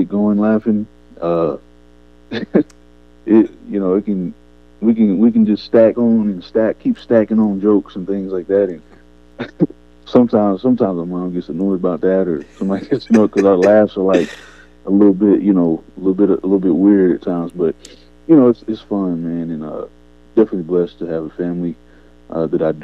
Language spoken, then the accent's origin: English; Murfreesboro, Tennessee, United States; I'm from Murfreesboro, Tennessee. Some may know, some may don't, may not know. It's about 30 minutes from Nashville. And so that's where I'm from. That's where most of my childhood, I was raised here